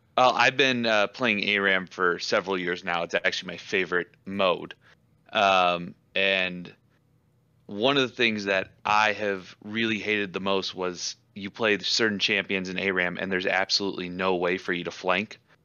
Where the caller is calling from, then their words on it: Iowa, United States; I'm calling from the Iowa side of the Quad Cities.